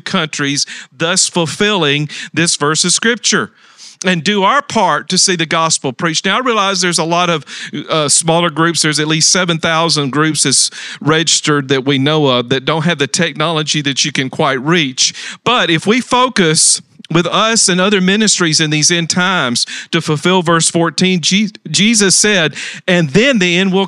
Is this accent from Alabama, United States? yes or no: yes; Talladega, Alabama, United States; moved away; I was in my hometown of Talladega, Alabama, visiting my mother and family